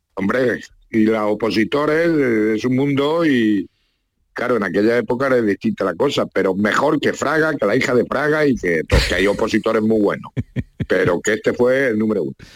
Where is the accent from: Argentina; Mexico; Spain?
Spain; Ciudad Real, Castilla-La Mancha; me dieron un premio allí en mi pueblo, en Ciudad Real